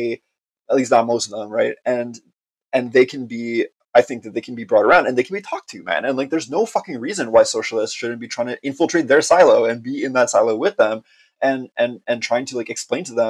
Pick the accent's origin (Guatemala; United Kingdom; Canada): Canada; Montreal, Quebec; I'm from Montreal. Like, I'm like a communist from Montreal